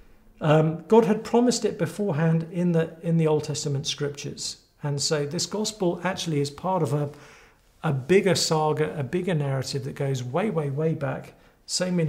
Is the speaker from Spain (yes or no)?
no; England, United Kingdom; I'm from England, often spending time in the States as well.